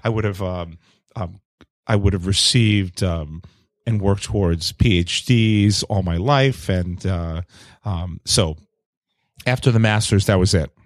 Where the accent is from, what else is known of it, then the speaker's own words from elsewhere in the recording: New York City, New York, United States; I'm an only child growing up in New York City